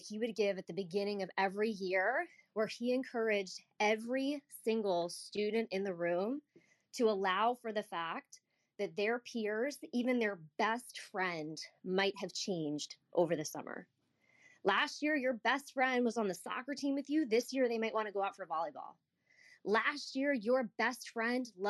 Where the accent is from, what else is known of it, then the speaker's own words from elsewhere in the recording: United States; I grew up outside the Washington, D.C. area